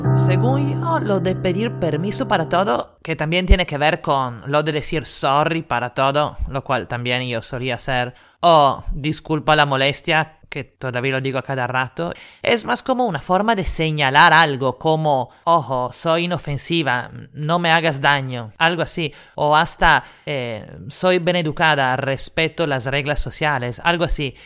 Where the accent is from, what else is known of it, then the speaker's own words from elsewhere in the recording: Italy; now in Lima, Peru; italiana en Lima